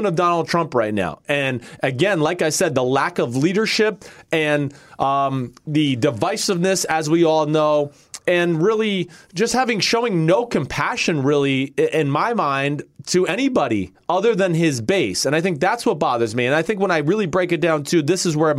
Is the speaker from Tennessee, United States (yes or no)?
no; northern New Jersey, United States; I have lived a privileged life growing up in northern New Jersey, silver spoon atmosphere